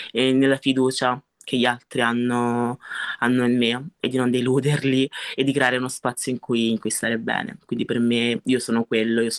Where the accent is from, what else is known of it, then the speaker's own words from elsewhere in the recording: Italy; La verità è che non posso essere solo italiana perché, perché io sono anche nigeriana, sono anche nigeriana anche solo per background, perché lo sono i miei genitori